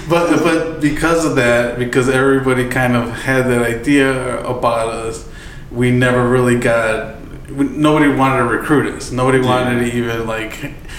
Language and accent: English; Chicago, Illinois, United States; I grew up in Little Village